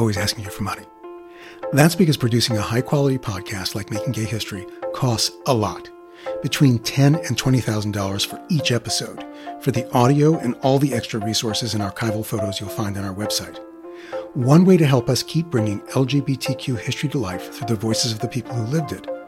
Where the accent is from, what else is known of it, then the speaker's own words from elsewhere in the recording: New York City, New York, United States; I'm from Queens